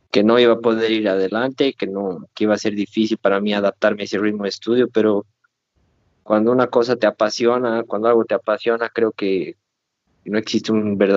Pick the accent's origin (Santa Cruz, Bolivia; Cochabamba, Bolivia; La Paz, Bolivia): Cochabamba, Bolivia; moved away as an adult; also born or lived in Brazil; soy de Cochabamba, Bolivia. Eh, toda mi vida, o sea, toda la parte del colegio, la escuela está allá.